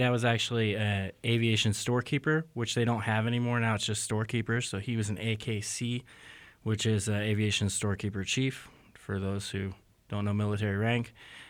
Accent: Knob Noster, Missouri, United States; also born or lived in Jacksonville; I'm originally from here in Knobnostor, Missouri. I guess that's a longer answer for me, though, because I'm actually born in Jacksonville, Florida, but my father was in the Navy, and so I'm a little bit from everywhere.

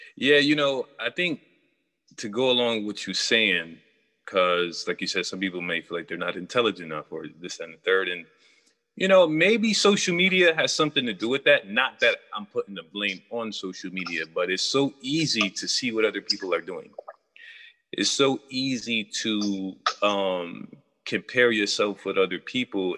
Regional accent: New York, United States; I'm from New York

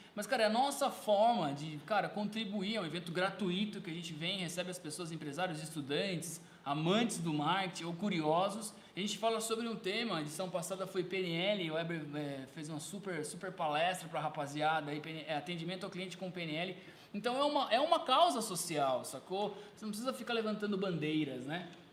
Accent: Sorocaba, São Paulo, Brazil; A gente é da cidade de Sorocaba aqui

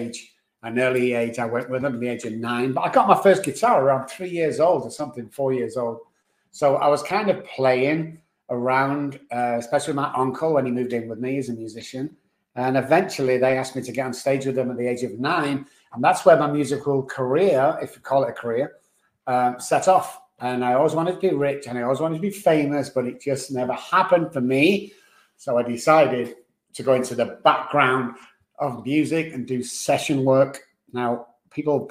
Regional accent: Manchester, North West England, United Kingdom; moved away as an adult; also born or lived in Oxford / London / Dallas; now in San Antonio, United States; born in Manchester, then went down to Oxford to be educated, come back to Manchester, went down to London, and then eventually got over to Dallas

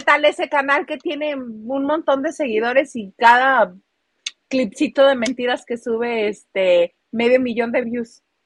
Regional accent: Mexicali, Baja California, Mexico; yo soy de Mexicali

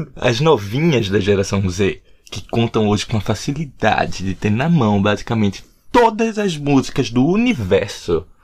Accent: Recife, Pernambuco, Brazil; moved away as an adult; also born or lived in João Pessoa, Brazil; now in Dublin, Ireland; Eu sou de Recife.

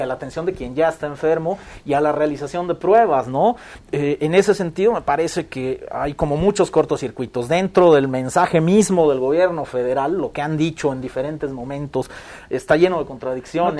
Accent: Mexico; como sociedad mexicana

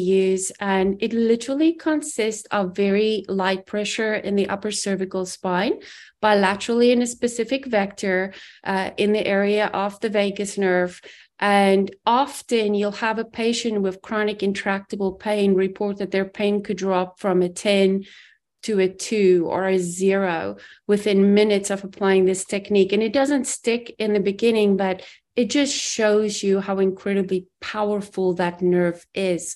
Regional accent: South Africa; moved away as an adult; I grew up in South Africa, immigrated when I was 21

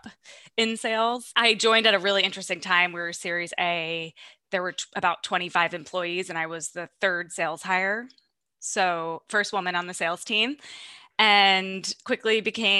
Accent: Long Island, New York, United States; I'm from Long Island.

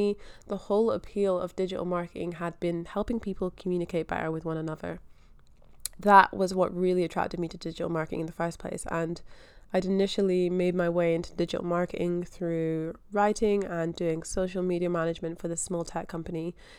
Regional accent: Scotland, United Kingdom; now in Australia; So yeah, I am from Scotland. I grew up in Scotland. I've only ever been to school in Scotland.

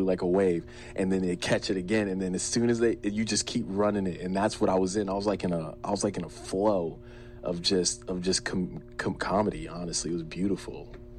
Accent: New Jersey, United States; also born or lived in Berlin, Germany; 1993, I was born in Berlin, Germany. And then I want to say I lived there for under a year, maybe 11 months. And then we moved to New Jersey.

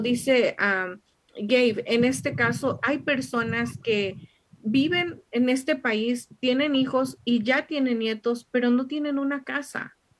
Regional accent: Mexico; como mexicanos, especialmente nuestra cultura mexicana

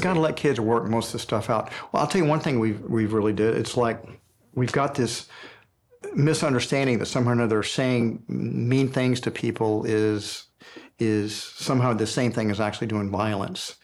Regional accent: Houston, Texas, United States; when I was a little boy growing up in Houston, Texas

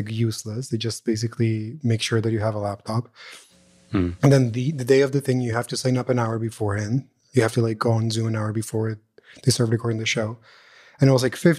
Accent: Montreal, Quebec, Canada; I'm from Canada. And just being like, I'm from Montreal

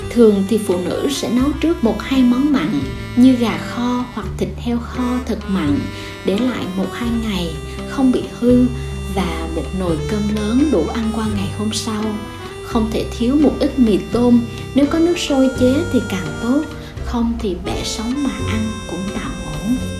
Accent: Vietnam; Quê mình là một vùng đất trung du nghèo

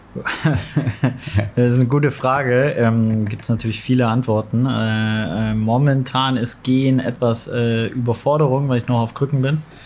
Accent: Swabia, Baden-Württemberg, Germany; moved away as an adult; also born or lived in Nottingham; now in Hamburg, Germany; ich komme aus dem Schwabenländler, aber bin sozialisiert auf St. Pauli

